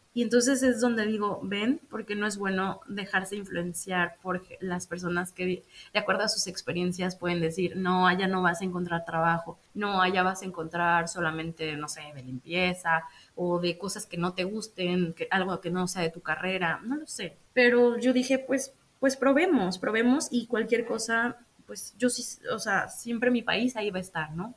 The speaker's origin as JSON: {"language": "Spanish", "country": "Mexico", "moved": "as an adult", "lives_now": "Netherlands", "said": "me puedo quedar en mi país, en mi hermoso país, México"}